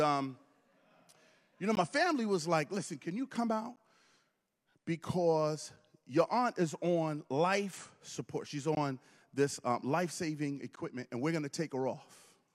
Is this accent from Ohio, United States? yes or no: no; Brooklyn, New York, United States; moved away; I'm originally from Brooklyn